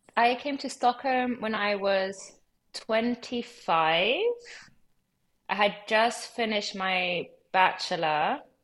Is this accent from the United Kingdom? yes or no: yes; London, United Kingdom; also born or lived in Lima, Peru / Los Angeles, United States; I grew up in LA from when I was three months old until I was eight. And then I moved to London when I was eight. Um, I would say that London is my home